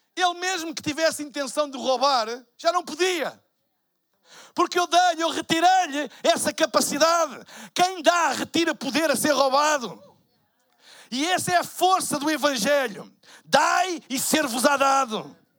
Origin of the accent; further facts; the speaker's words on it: Portugal; Eu sou de Portugal.